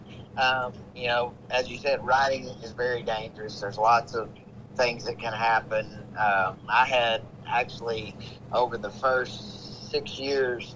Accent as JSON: {"language": "English", "town": "Hot Springs", "region": "Arkansas", "country": "United States", "tie": "born or raised there", "said": "my hometown, Hot Springs, Arkansas, at Oakland Park"}